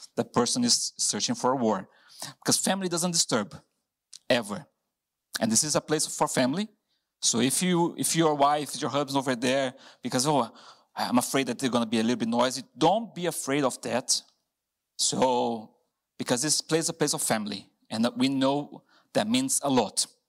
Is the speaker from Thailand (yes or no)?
no; Brazil; English is a second language; moved away as an adult; now in Hereford, United Kingdom